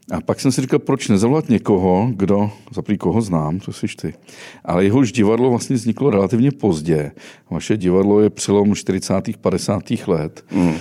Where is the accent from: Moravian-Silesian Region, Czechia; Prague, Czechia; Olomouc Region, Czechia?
Moravian-Silesian Region, Czechia; Havířov; Myslíš v Havířově, odkud pocházím?